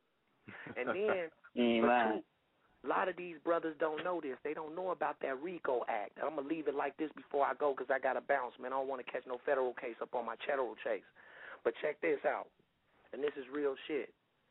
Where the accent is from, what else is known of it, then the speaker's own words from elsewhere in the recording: Oakland, California, United States; also born or lived in Chicago, Illinois; now in Huntsville, United States; where I'm from the Yay area